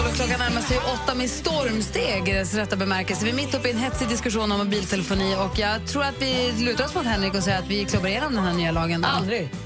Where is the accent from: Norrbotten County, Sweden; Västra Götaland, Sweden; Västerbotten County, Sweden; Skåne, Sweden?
Norrbotten County, Sweden; Luleå; På min ridskola, där jag red när jag var liten, på Luleå ridklubb